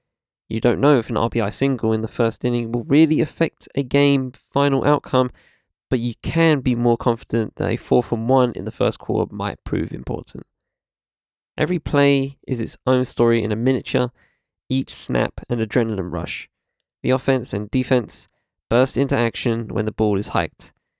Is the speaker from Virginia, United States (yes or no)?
no; Ohio, United States; when my home state's Buckeyes triumphed in a nail-biter to win the national championship.